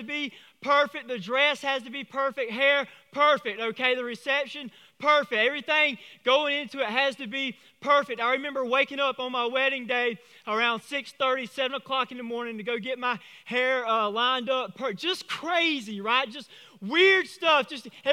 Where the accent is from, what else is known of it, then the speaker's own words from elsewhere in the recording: Vidalia, Georgia, United States; I'm from Vidalia.